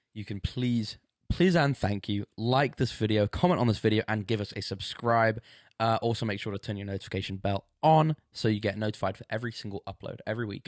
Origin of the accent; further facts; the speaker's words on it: England, United Kingdom; I'm from England